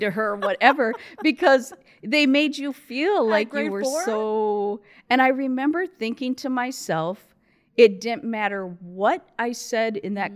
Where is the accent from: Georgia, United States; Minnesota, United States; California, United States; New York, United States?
Minnesota, United States; Rochester; moved away; also born or lived in Saudi Arabia; I was born in Rochester, Minnesota